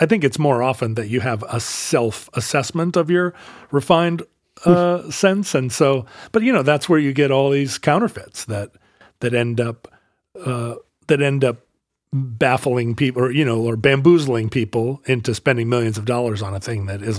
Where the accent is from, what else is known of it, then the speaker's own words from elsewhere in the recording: Alaska, United States; growing up in Alaska.